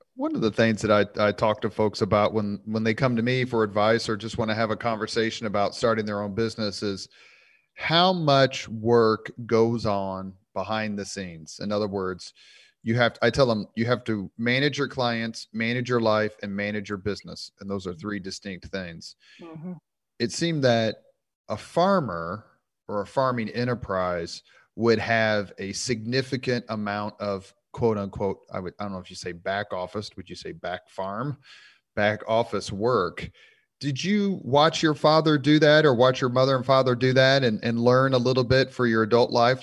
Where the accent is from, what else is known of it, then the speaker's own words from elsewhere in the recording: Indianapolis, Indiana, United States; I'm from Irvington